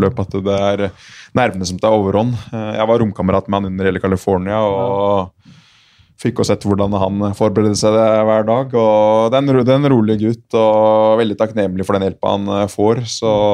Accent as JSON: {"language": "Norwegian", "town": "Asker", "region": "Akershus", "country": "Norway", "said": "jeg er fra, fra Asker"}